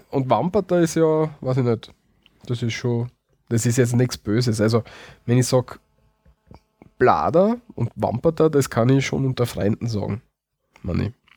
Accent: Austria; bei uns in Österreich

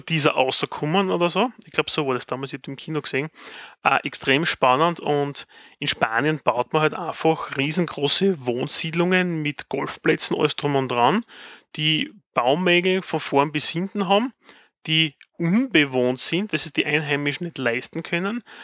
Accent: Styria, Austria; accent: Austrian; bei uns in der Steiermark

